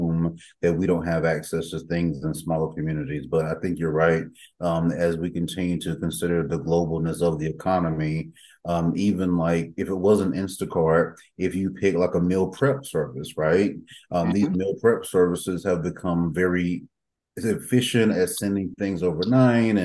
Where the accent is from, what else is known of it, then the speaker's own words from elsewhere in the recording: Red Springs, North Carolina, United States; also born or lived in Raleigh, North Carolina; when I was living in my hometown of Red Springs, North Carolina